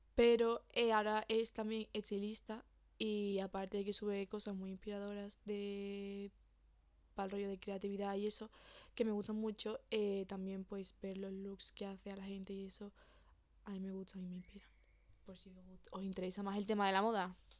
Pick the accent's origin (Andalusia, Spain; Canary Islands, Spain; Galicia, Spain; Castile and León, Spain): Andalusia, Spain; Seville; somos de Sevilla